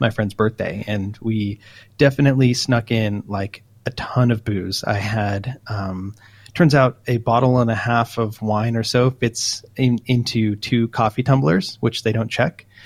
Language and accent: English; Southern California, United States; I'm from Southern California, so I've been there a lot.